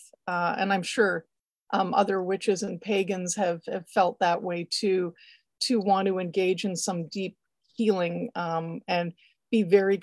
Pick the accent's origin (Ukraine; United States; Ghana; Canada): Canada; being Canadian